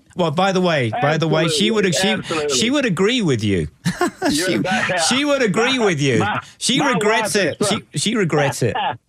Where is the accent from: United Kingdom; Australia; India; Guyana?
United Kingdom; accent: convoluted; moved away as an adult; also born or lived in Texas; now in Austin, United States; I'm actually originally from the U.K., But I grew up just outside London